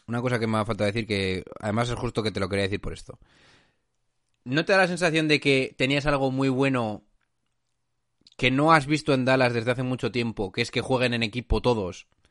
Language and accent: Spanish; La Rioja, Spain; de pura cepa, como decimos en La Rioja